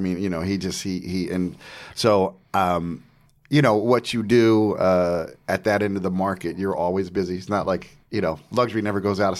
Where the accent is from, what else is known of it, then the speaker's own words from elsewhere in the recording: New Jersey, United States; I'm from Jersey, man.